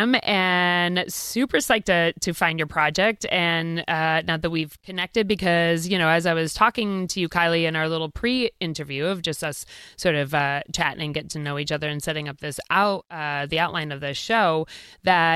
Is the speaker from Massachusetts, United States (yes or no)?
yes; Mattapoisett, Massachusetts, United States; I grew up in Mattapoisett down near New Bedford